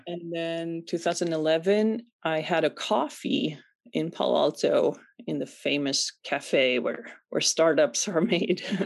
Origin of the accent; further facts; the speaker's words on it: Sweden; moved away; Born and raised in Sweden